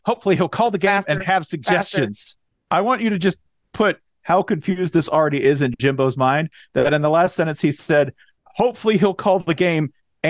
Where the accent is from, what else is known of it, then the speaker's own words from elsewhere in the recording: Franklin, Tennessee, United States; I grew up shortly outside Nashville in Franklin, Tennessee